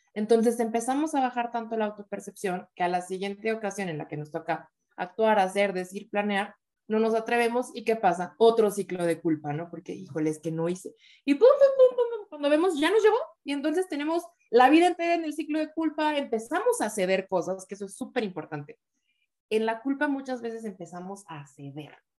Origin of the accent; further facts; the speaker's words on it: Oaxaca, Mexico; yo soy de Oaxaca